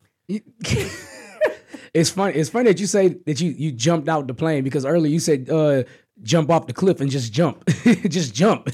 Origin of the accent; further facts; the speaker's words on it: Texas, United States; we're from Texas